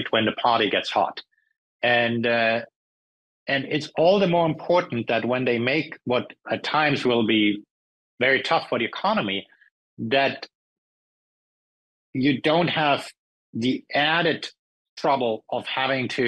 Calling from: California, United States; Or I'm speaking from California, and the um, the, the, local um, California government wants to introduce a, a price gouging tax.

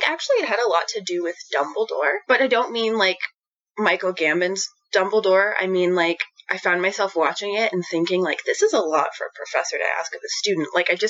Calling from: Jasper, Alberta, Canada; So I'm recording from Jasper, Alberta. So Jasper is the town of Jasper within Jasper National Park in Alberta, Canada. So right in the middle of the Rocky Mountains.

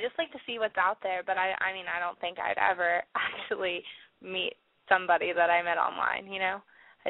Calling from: Washington, District of Columbia, United States; I'm calling from Washington, D.C.

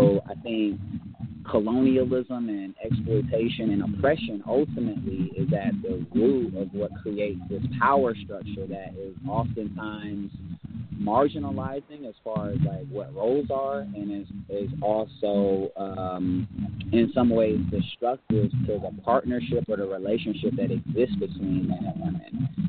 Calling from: Atlanta, Georgia, United States; I am calling in from Atlanta, Georgia. And, I'm a young adult. I'm in my mid-20s right now.

